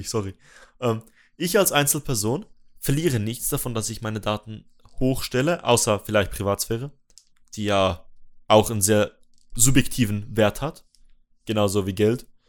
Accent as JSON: {"language": "German", "country": "Switzerland", "said": "dass ich als Schweizer"}